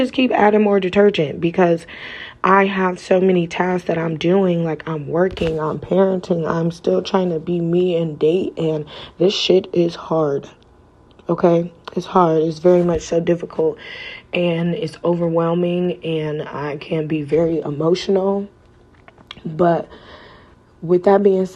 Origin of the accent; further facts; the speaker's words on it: Cleveland, Ohio, United States; now in Las Vegas, United States; I'm from Cleveland, Ohio, so I live in Las Vegas, Nevada.